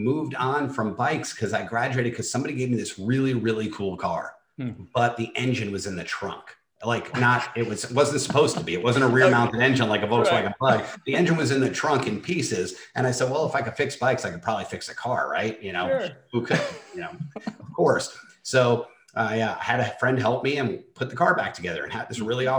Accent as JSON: {"language": "English", "region": "New York", "country": "United States", "tie": "born or raised there", "also_born_or_lived": "Bronx, New York", "said": "born and raised in New York, was born in the Bronx, raised in the suburbs, about 18 miles north of New York City"}